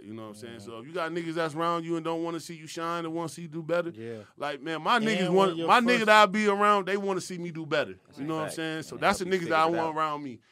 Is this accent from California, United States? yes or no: no; New York, United States; also born or lived in Rochester; now in Atlanta, United States; I'm from New York